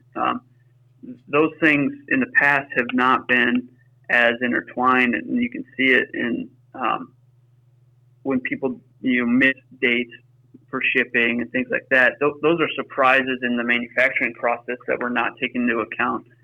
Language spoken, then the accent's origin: English; Pittsburgh, Pennsylvania, United States; now in Wisconsin, United States; we grew up in Pittsburgh, Pennsylvania